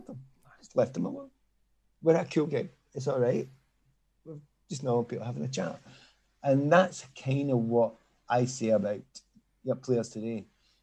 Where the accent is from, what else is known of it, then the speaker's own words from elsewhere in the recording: Glasgow, Scotland, United Kingdom; moved away as an adult; also born or lived in London; now in Scottish Borders, United Kingdom; I'm Scottish, from Glasgow, I live in the Scottish borders